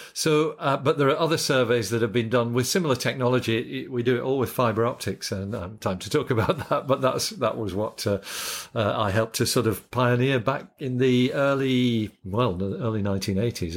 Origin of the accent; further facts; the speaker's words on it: Yorkshire and the Humber, United Kingdom; moved away as an adult; also born or lived in Scotland; now in Australia; I grew up in Yorkshire